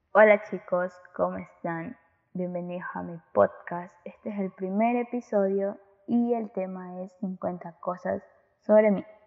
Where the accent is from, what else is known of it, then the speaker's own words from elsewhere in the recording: Guayaquil, Guayas, Ecuador; Soy de Ecuador, Guayaquil.